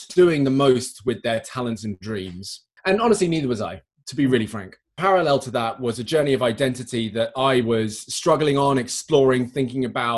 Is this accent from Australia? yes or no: no; United Kingdom; accent: well-spoken British; I'm British